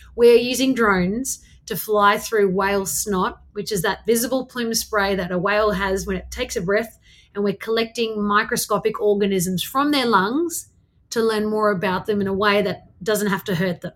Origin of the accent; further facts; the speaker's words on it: Canberra, Australian Capital Territory, Australia; I grew up in Canberra outside on a farm